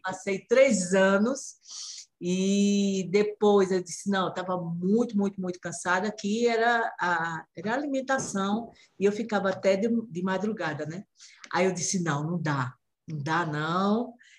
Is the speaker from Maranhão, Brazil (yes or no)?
no; Recife, Pernambuco, Brazil; Eu falo de Recife, a terra do frevo, eu sou pernambucana